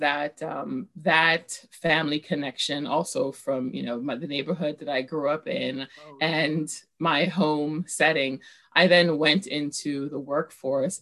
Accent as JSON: {"language": "English", "town": "New York City", "region": "New York", "country": "United States", "tie": "born or raised there", "said": "I grew up in Bushwick, Brooklyn"}